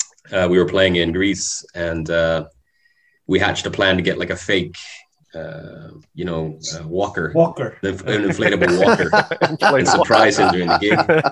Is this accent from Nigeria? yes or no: no; Canada; moved away; I come from Canada. I was brought up in a Catholic household for a while.